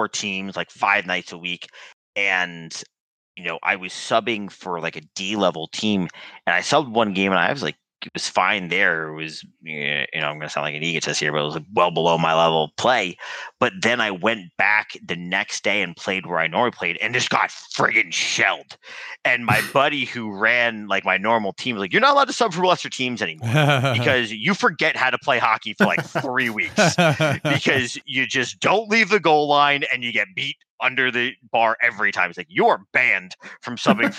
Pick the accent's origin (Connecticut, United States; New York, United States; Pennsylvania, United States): Connecticut, United States; Stamford; I grew up in Stamford, Connecticut